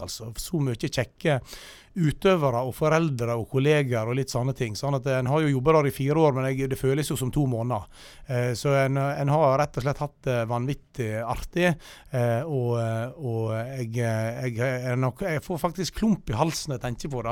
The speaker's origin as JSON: {"language": "Norwegian", "area": "Loen area near Stryn", "region": "Vestland", "country": "Norway", "tie": "born or raised there", "said": "jeg er oppvokst på Longeset, og jammen bor jeg der ennå."}